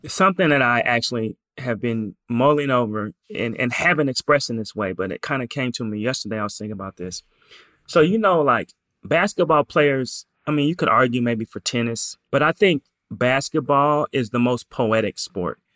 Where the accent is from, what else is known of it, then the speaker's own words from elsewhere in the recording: Portland, Oregon, United States; I'm from Portland